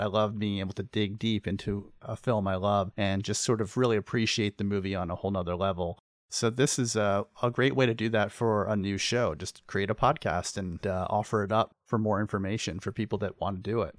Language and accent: English; Pennsylvania, United States; I grew up in Pennsylvania